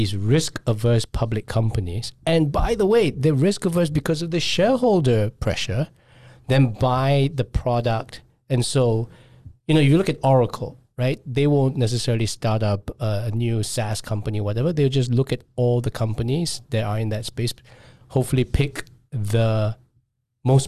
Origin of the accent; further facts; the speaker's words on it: Singapore; as a Singaporean